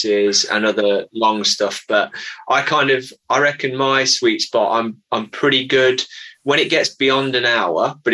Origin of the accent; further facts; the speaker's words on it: Midlands, United Kingdom; now in Christchurch, United Kingdom; I'm not from here. I grew up in the Midlands in the UK